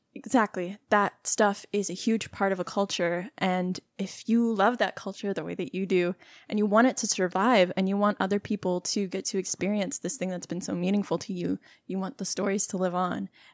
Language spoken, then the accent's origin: English; Texas, United States; we're both from Texas